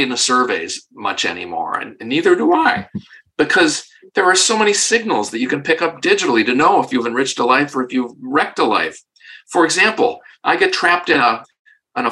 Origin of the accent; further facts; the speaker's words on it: Parma, Ohio, United States; moved away as an adult; also born or lived in Weston, Massachusetts; I grew up in Parma, Ohio